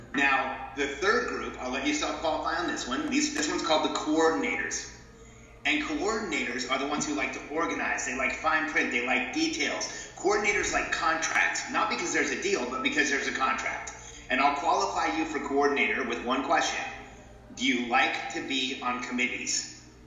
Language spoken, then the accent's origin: English; Southern California, United States; moved away as an adult; also born or lived in Mexico City, Mexico / Florida; now in Austin, United States; I was born in Mexico. My family moved to the states when I was about five. I grew up in Southern California